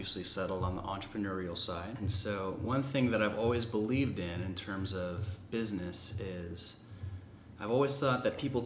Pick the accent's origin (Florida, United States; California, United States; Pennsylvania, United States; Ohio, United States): California, United States; San Diego; moved away as an adult; now in Fort Worth, United States; I'm originally from San Diego, California. I came out here to Fort Worth, Texas to go to school at TCU